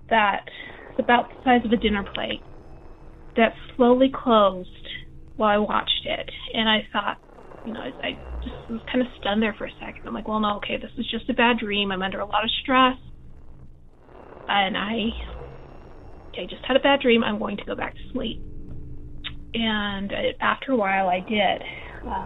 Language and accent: English; Utah, United States; I'm, like I said, I'm from Utah. I grew up Mormon.